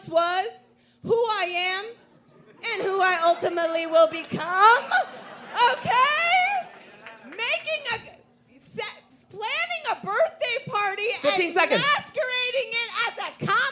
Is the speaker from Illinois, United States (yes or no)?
yes; Chicago, Illinois, United States; I'm also from Chicago